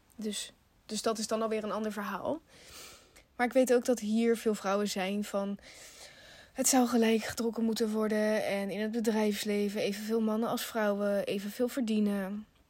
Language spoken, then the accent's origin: Dutch; Netherlands; we zijn in Nederland geboren